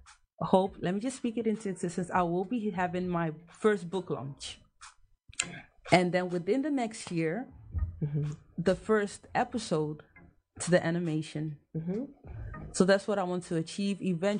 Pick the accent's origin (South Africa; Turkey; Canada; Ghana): Ghana; As a Ghanaian, trust me that I even had to redo research on Ghana as well.